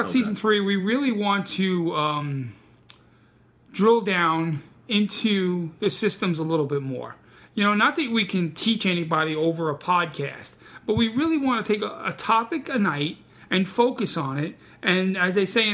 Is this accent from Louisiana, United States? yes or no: no; New York City, New York, United States; English is my second language. I'm from Brooklyn.